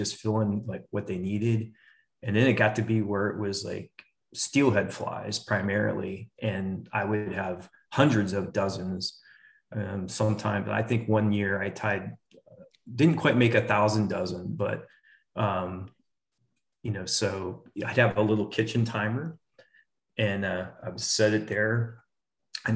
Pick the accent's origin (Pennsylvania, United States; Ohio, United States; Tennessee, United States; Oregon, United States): Oregon, United States; Portland; also born or lived in Detroit, Michigan; now in Texas, United States; grew up in Portland, Oregon